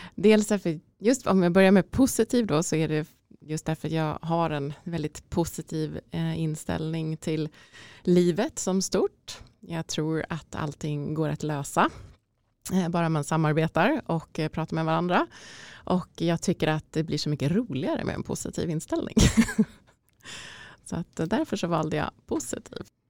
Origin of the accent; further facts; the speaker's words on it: Ärentuna, Uppsala County, Sweden; min resa börjar uh, i Ärentuna utanför Uppsala skulle jag säga då, där jag är uppvuxen